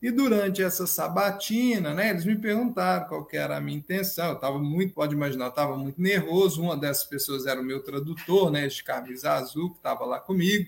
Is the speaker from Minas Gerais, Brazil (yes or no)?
yes; Araxá, Minas Gerais, Brazil; now in Belo Horizonte, Brazil; eu sou mineiro, né? Moro em B H, mas sou do interior, sou de Araxá, mas já moro em B H, já tem aí bons bons anos, mais de quinze anos.